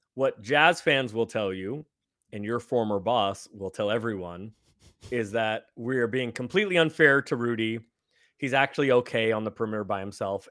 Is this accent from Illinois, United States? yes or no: no; San Francisco, California, United States; moved away as an adult; now in Los Angeles, United States; I grew up in San Francisco.